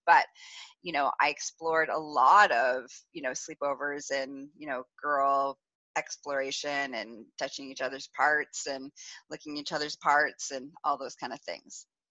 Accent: Northern Ontario, Canada; I grew up in Northern Ontario, so in a small town

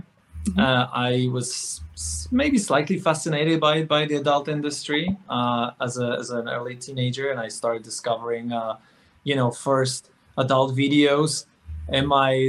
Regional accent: Poland; moved away; growing up in Poland, which is a super conservative Catholic society

